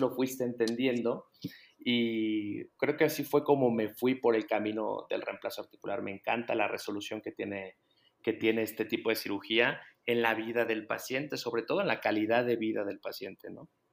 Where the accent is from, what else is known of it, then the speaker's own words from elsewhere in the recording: Guadalajara, Jalisco, Mexico; soy de Guadalajara